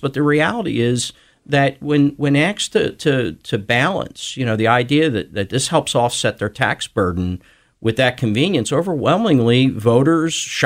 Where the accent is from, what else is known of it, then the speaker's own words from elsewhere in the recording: Philadelphia, Pennsylvania, United States; also born or lived in Montgomery County, Pennsylvania; when I grew up in Philadelphia